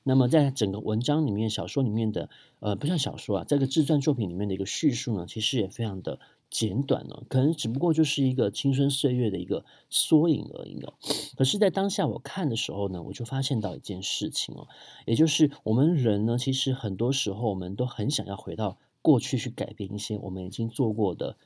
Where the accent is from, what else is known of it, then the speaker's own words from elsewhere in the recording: Taipei, Taiwan; 我从小就生活在很多庙宇的 环境里面哦，呃，从大同区出生的